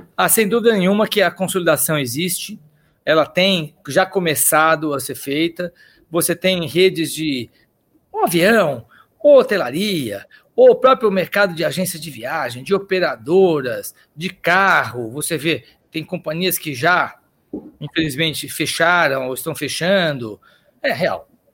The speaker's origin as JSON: {"language": "Portuguese", "region": "São Paulo", "country": "Brazil", "tie": "born or raised there", "also_born_or_lived": "Austria", "said": "eu sou um cara que nasci aqui em São Paulo, comecei a trabalhar com 17 anos de guia turístico"}